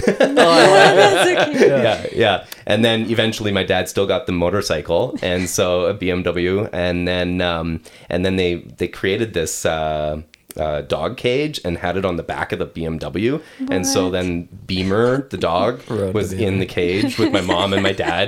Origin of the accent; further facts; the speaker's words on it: Quebec, Canada; also born or lived in western Canada; I grew up in Quebec, and then my family moved out west and restarted.